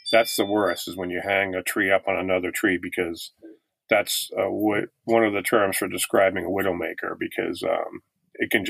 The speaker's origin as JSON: {"language": "English", "region": "Massachusetts", "country": "United States", "tie": "born or raised there", "also_born_or_lived": "Italy / Germany", "said": "we grew up in Massachusetts um where uh I'm a, an army brat. My dad was in the military for 22 years and uh so we uh, lived near Fort Devens in Massachusetts for a while."}